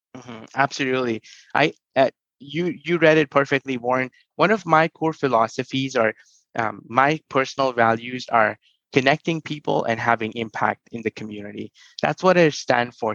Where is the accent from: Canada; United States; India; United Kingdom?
India; New Delhi, Delhi; moved away; I grew up in New Delhi